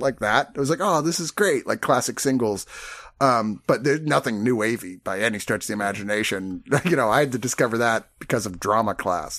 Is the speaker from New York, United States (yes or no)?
no; Virginia, United States; I grew up in Virginia